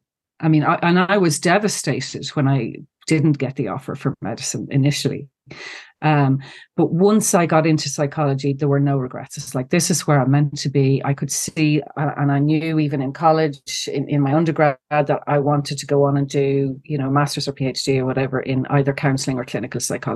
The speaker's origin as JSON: {"language": "English", "region": "Ulster", "country": "Ireland", "said": "So I'm from Cavan originally. You might not know that by the accent, but a lot of Cavan people would have gone to Galway to college."}